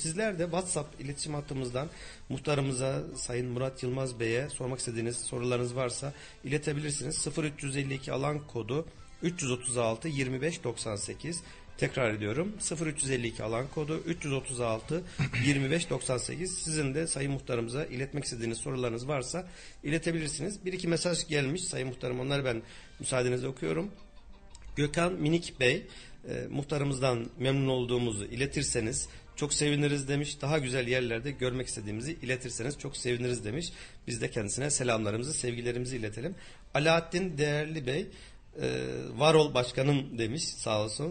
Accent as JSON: {"language": "Turkish", "town": "Kayseri", "region": "Kayseri Province", "country": "Turkey", "said": "1975 doğumluyum Kayseriliyim"}